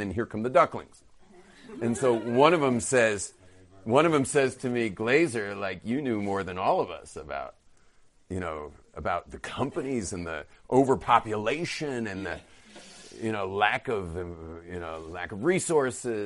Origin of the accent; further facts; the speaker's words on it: Los Angeles, California, United States; moved away as an adult; now in Jerusalem, Israel; I was from the northern bay